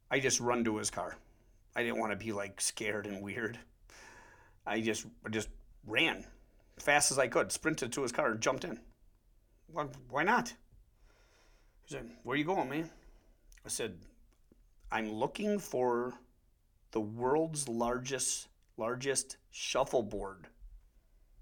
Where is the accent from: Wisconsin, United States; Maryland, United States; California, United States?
Wisconsin, United States; accent: Wisconsin; we have weird accents anyways in Wisconsin